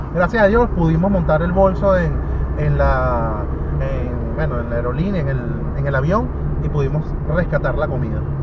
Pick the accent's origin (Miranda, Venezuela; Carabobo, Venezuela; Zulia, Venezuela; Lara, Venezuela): Miranda, Venezuela; San Antonio de los Altos; moved away as an adult; now in Lima, Peru; yo soy de San Antonio de los Altos